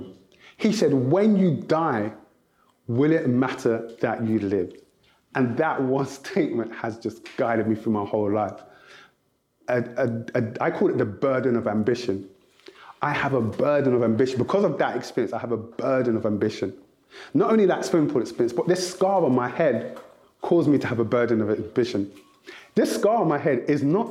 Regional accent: London, United Kingdom; also born or lived in Nigeria (ancestry); Growing up, I'm the eldest of 5 children. And my mum and dad originally split up. And so I live with my dad alone in South London

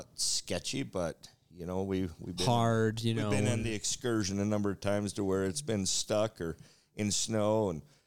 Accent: Montana, United States; growing up in Montana on a ranch

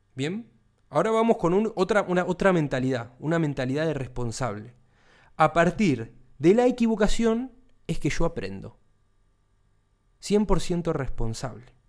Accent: Argentina; Acá en Argentina, de donde soy yo

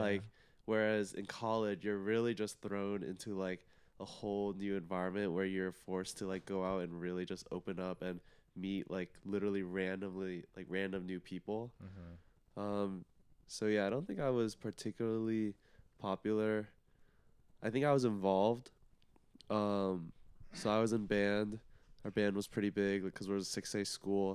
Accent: Plano, Texas, United States; I'm from Plano, Texas

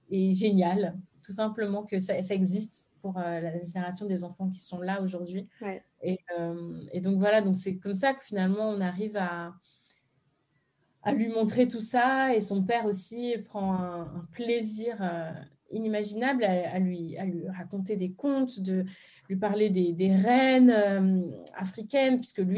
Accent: Benin; je me rappelle que moi j'avais la même chose en fond parce que je suis béninoise

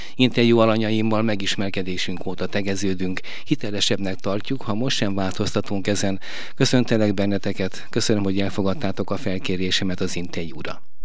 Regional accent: Veszprém, Veszprém County, Hungary; mint Veszprémi

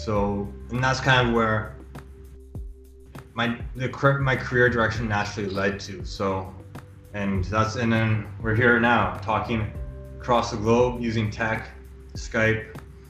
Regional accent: Toronto, Ontario, Canada; I'm from Toronto. I bit about myself is I graduated U of T, University of Toronto, in math

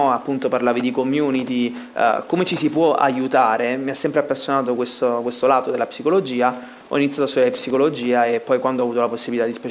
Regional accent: Milan, Lombardy, Italy; sono di Milano, però i genitori sono di Cerignola.

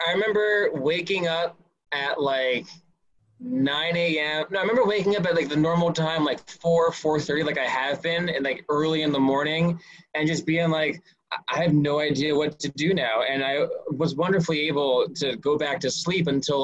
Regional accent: Scotch Plains, New Jersey, United States; I'm born and raised in Scotch Plains, New Jersey

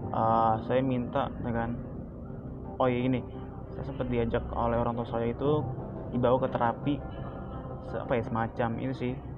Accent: South Tangerang, Banten, Indonesia; Saya berasal dari Tangerang Selatan

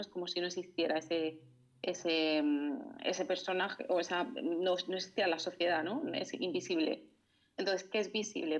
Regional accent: Murcia, Region of Murcia, Spain; moved away; volví a mi ciudad natal, a Murcia

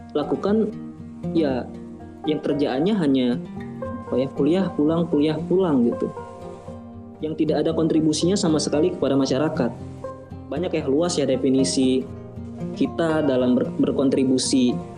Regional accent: Palembang, South Sumatra, Indonesia; moved away as an adult; also born or lived in Bandung, Indonesia; kota asal saya di Palembang Sumatera Selatan

